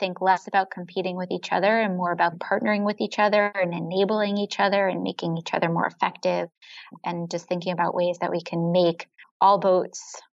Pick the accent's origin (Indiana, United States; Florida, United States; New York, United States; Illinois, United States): New York, United States; born there; now in Cambridge, United States; So I was born in New York, about an hour outside of New York City. And I have a winding nomadic history before landing in Boston, which is where I live today.